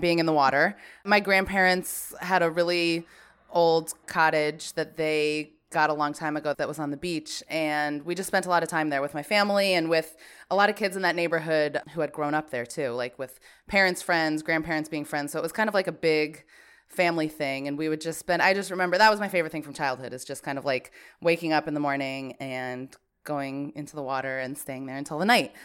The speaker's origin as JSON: {"language": "English", "town": "Branford", "region": "Connecticut", "country": "United States", "tie": "born or raised there", "said": "I was born and raised in Brantford, Connecticut"}